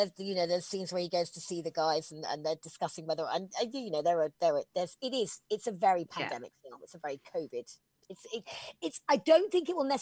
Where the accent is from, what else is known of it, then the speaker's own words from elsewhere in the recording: England, United Kingdom; I'm incredibly proud as an English person